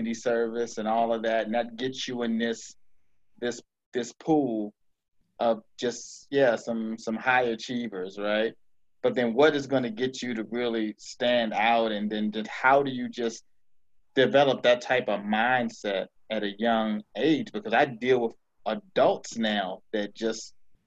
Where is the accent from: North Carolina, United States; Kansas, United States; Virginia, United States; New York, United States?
Virginia, United States; Arlington County; born or raised there